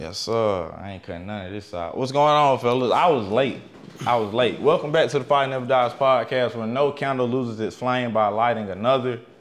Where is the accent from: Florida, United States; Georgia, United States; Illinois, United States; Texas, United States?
Georgia, United States; Macon; I'm from Macon too, y'all. Just, yeah, we all from Macon